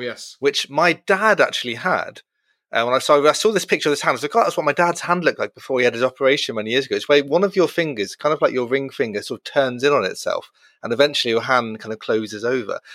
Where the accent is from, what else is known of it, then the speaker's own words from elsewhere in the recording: Brighton, South East England, United Kingdom; growing up in Brighton, the certainly the gay capital of England